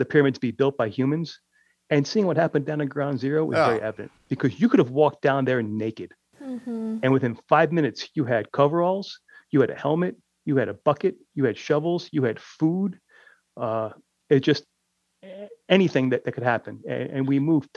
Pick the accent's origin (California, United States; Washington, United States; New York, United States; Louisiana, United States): New York, United States; New York City; here it was in my hometown